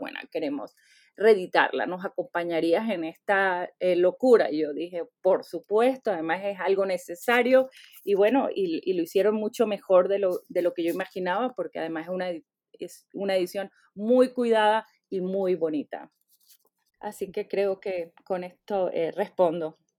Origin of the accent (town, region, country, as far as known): Venezuela; born or raised there; now in United States